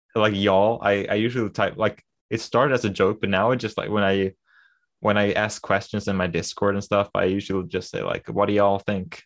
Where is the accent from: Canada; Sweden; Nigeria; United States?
Sweden; accent: Swedish; English is a second language; I never liked my accent 'cause it's, uh, you know, the typical Swedish, I don't really have the typical Swedish accent, but I don't have a perfect American accent either